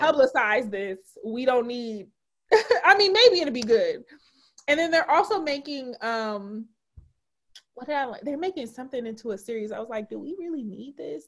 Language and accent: English; Detroit, Michigan, United States; now in Chicago, United States; I grew up in Detroit and my my maternal side is from Mississippi.